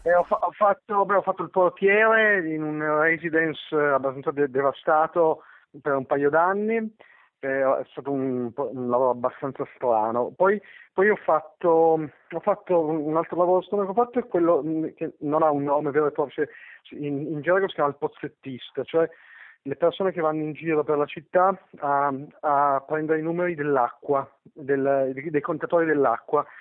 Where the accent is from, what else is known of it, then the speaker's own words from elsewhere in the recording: Turin, Piedmont, Italy; io sono torinese per così, come moltissime altre, perché, semplicemente perché so, i, i miei nonni sono arrivati dal sud